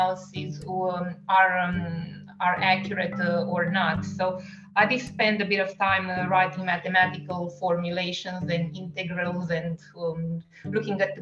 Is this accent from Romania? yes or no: yes; Romania; first language Romanian; English is a second language; moved away as an adult; also born or lived in Italy / France; now in Perth, Australia; we speak Romanian as our native language